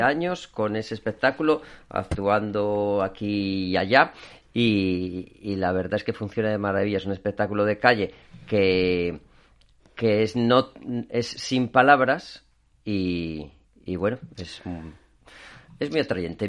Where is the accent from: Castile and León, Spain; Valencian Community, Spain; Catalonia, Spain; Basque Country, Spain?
Castile and León, Spain; León; moved away as an adult; now in Asturias, Spain; yo soy de León, vine aquí a Asturias